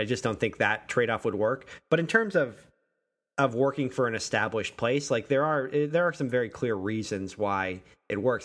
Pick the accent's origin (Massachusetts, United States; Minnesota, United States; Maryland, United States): Massachusetts, United States; Western; moved away; I grew up in Western Massachusetts